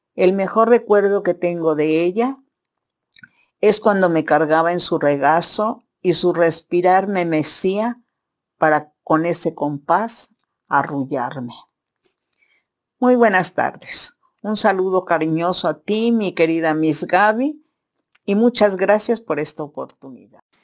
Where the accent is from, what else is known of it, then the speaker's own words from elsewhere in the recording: Mexico City, Mexico; Vivieron en la Ciudad de México, en la colonia San Rafael, primero en la calle de Gavino Barreda y después se cambiaron a la calle de Guillermo Prieto, en la casa donde yo nací